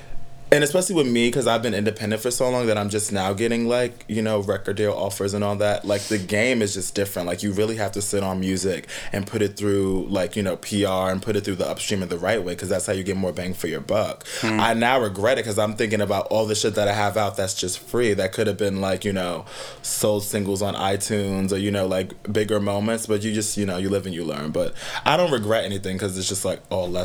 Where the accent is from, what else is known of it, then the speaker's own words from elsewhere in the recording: Teaneck, New Jersey, United States; moved away as an adult; now in New York, United States; I'm from Teaneck, New Jersey, like a little suburban cul-de-sac.